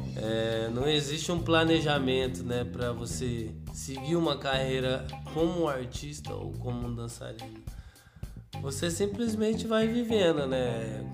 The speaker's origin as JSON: {"language": "Portuguese", "town": "Ribeirão Preto", "region": "São Paulo", "country": "Brazil", "lives_now": "Franca, Brazil", "said": "Sou de, do interior de São Paulo, Ribeirão Preto mas atualmente eu moro na cidade de Franca"}